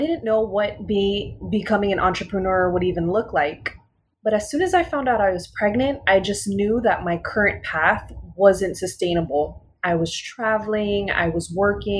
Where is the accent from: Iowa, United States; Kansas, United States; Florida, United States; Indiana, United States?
Florida, United States; Miami; growing up in Miami, most of my life